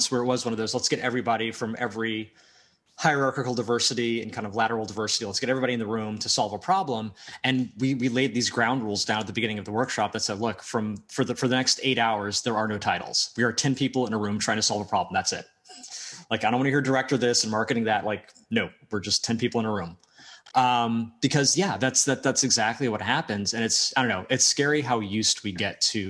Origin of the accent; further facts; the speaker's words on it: United States; also born or lived in Media, Pennsylvania; I'm American